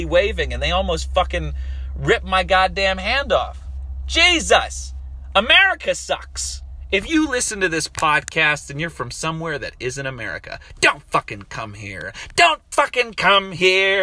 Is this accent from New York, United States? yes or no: no; Harrisburg, Pennsylvania, United States; moved away; I'm from Harrisburg, fucking Pennsylvania